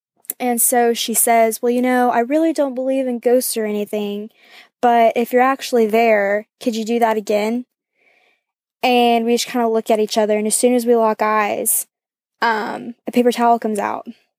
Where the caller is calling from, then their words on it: Athens, Georgia, United States; I'm calling from Athens, Georgia.